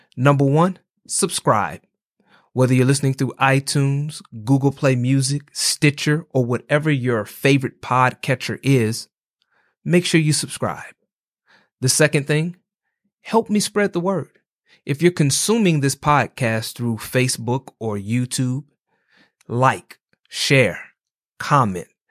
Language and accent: English; Atlanta, Georgia, United States; I'm from Atlanta